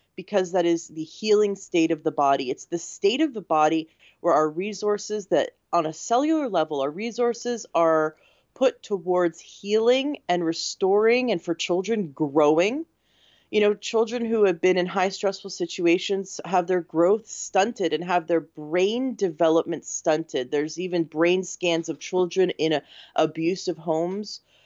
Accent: Canada; now in United States; I'm from Canada originally, but I live in the States.

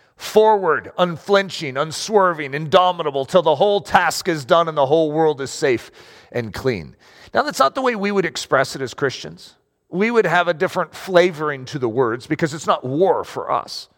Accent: United States; I'm American

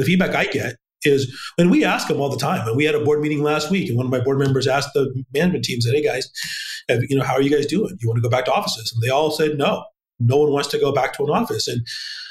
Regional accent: Los Angeles, California, United States; moved away as an adult; also born or lived in South Dakota / Iowa; I was born and raised in LA. I was literally born underneath the Hollywood sign

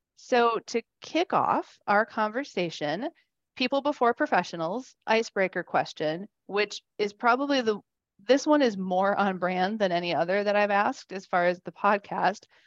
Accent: Wisconsin, United States; I'm from Wisconsin

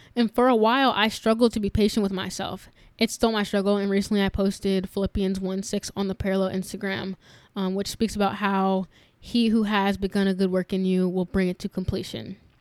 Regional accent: New York, United States; moved away; growing up in New York, a very diverse area

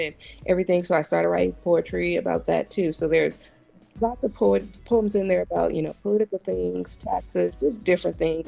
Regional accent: Compton, California, United States; growing up in Compton was definitely challenging and difficult.

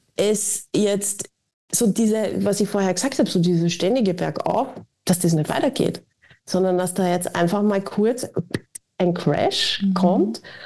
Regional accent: Austria; als Österreicherin

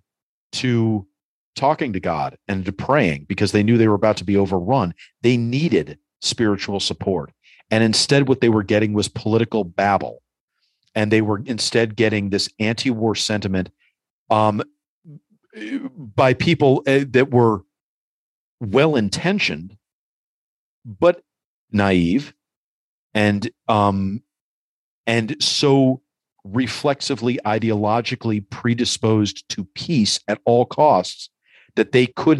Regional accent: New York City, New York, United States; also born or lived in Los Angeles; as a New Yorker since Rodney King

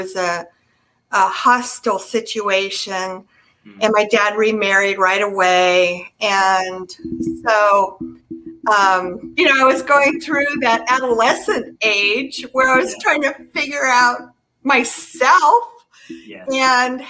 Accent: Kentfield, California, United States; also born or lived in San Francisco; I was born in San Francisco, but I grew up on the other side of the Golden Gate Bridge in Marin County

